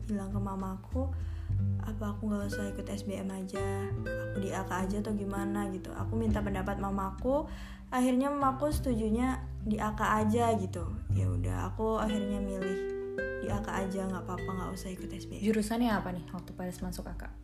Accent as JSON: {"language": "Indonesian", "town": "Wonogiri", "region": "Central Java", "country": "Indonesia", "said": "kalau aku dari Wonogiri"}